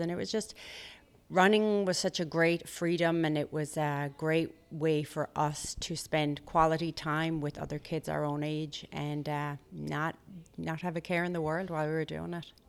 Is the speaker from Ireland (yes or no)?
yes; Limerick, Munster, Ireland; moved away as an adult; now in United States; Limerick City, where I'm from